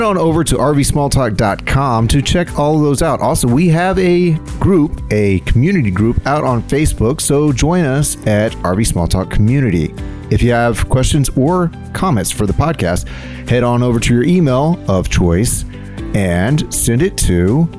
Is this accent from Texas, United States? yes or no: yes; Texas, United States; Most of us Texans don't have to do it that often